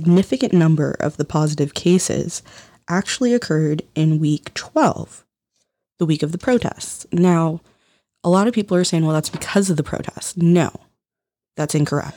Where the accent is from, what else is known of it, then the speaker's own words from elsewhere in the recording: United States; as an American